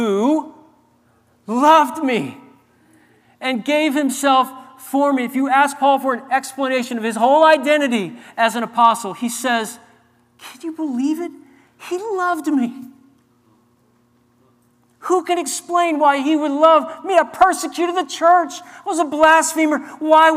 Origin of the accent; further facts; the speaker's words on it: New Orleans, Louisiana, United States; I grew up in New Orleans